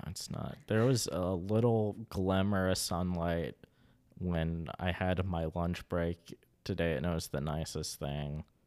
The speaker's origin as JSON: {"language": "English", "area": "Kanawha County", "region": "West Virginia", "country": "United States", "tie": "born or raised there"}